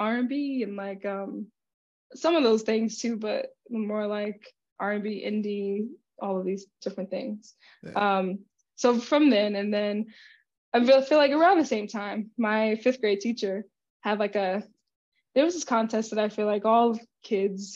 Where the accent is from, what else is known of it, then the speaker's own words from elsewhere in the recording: Jersey City, New Jersey, United States; now in Brooklyn, United States; I'm from Jersey City, currently living in Brooklyn